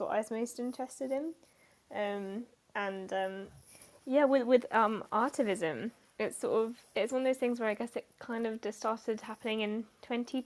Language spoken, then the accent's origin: English; Yorkshire and the Humber, United Kingdom; I grew up in North Yorkshire